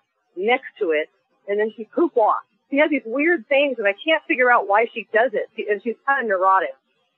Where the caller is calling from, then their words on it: Yucca Valley, California, United States; So I'm from Yucca Valley, California.